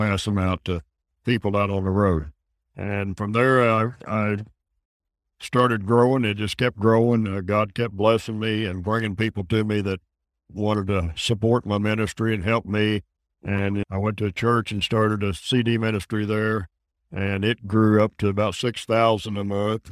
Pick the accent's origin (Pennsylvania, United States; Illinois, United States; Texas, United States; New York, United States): Illinois, United States; I moved the ministry back to my hometown. And now we've got a church there and a sanctuary